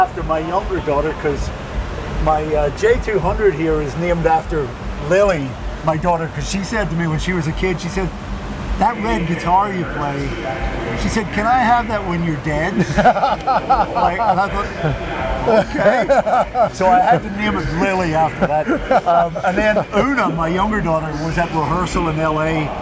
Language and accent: English; County Antrim, Northern Ireland, United Kingdom; I was born and raised in County Antrim in Northern Ireland